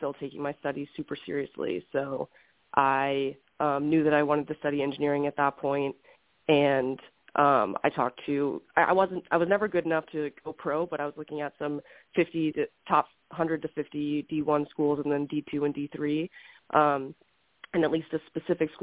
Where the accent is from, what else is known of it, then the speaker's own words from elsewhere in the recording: Houston, Texas, United States; moved away as an adult; now in Scottsdale, United States; I grew up in Houston, Texas, pretty much in the heart of the city